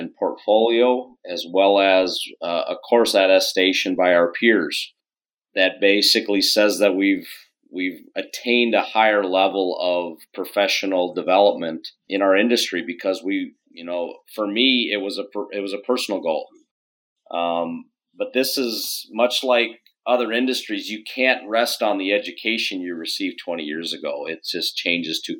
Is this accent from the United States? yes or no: yes; Minneapolis, Minnesota, United States; moved away as an adult; also born or lived in Silvis, Illinois; born and raised in the Minneapolis, St. Paul area